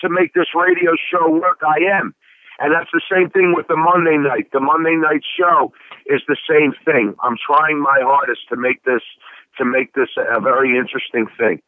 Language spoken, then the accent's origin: English; Philadelphia, Pennsylvania, United States; I'm born and raised in the Italian market area